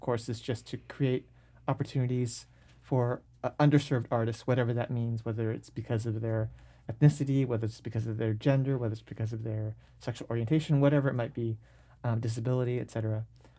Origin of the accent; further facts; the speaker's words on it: Seattle, Washington, United States; I grew up in North Seattle, went to Nathan Hale High School, and my sister, who's a year older than I am, actually started doing theater when she was a freshman in high school.